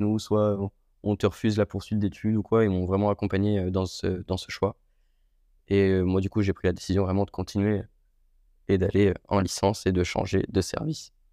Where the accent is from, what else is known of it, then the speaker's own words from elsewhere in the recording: Le Mans, Pays de la Loire, France; moved away as an adult; also born or lived in Istres / Marignane; je suis originaire du Mans, dans la Sarthe.